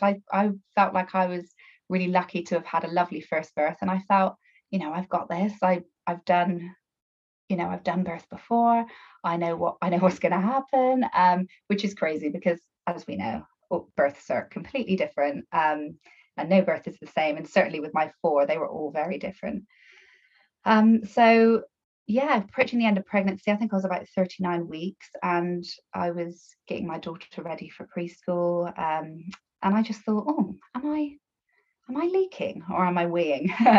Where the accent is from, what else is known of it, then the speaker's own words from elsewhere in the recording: Bristol, South West England, United Kingdom; accent: Bristolian twang; now in Somerset, United Kingdom; I'm from Bristol, so probably got a bit of a Bristolian twang there